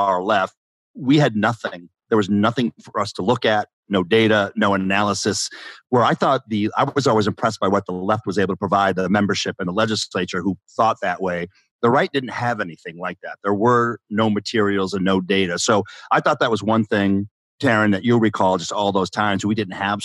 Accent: Walterboro, South Carolina, United States; I'm from Walterboro

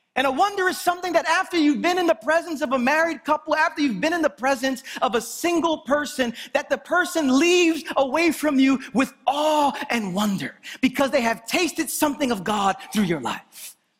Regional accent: New York City, New York, United States; I'm from Brooklyn

